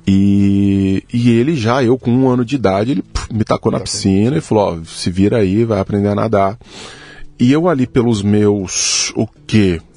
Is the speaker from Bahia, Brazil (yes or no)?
no; Araguari, Minas Gerais, Brazil; born there; now in Uberlândia, Brazil; Eu nasci no interior de Minas Gerais, numa cidade chamada Araguari.